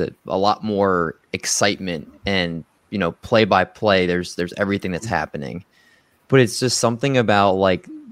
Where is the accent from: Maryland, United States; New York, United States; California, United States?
Maryland, United States; also born or lived in Silver Spring, Maryland / Olney, Maryland / Baltimore, Maryland; I was born in Silver Spring, Maryland, and lived there till I was in sixth grade. And then my parents split and I moved to Olney, Maryland